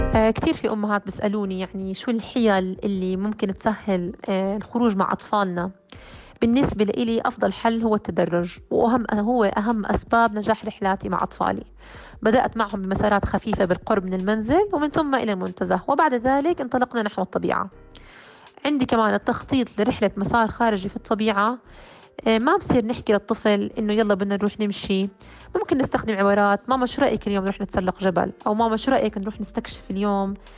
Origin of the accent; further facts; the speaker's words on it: Jordan; also born or lived in United States; بلدي الأردن